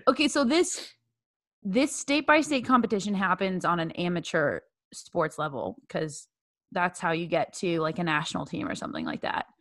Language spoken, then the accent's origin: English; Bay Area, California, United States; My home state's California. Shout out to the Bay Area.